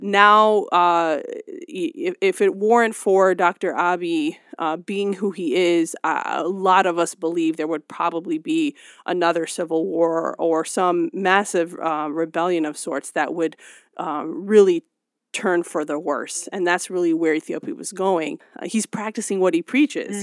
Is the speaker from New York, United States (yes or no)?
no; Cleveland, Ohio, United States; settle in Cleveland, Ohio. And so, growing up in the Midwest